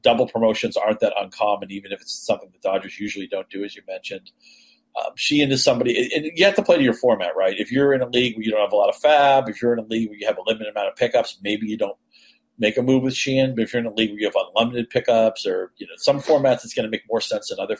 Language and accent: English; New England, United States; I grew up in New England